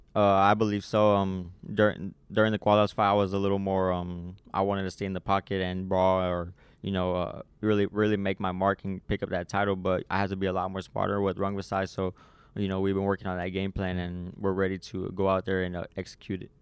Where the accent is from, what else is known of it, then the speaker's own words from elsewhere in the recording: San Antonio, Texas, United States; here in my hometown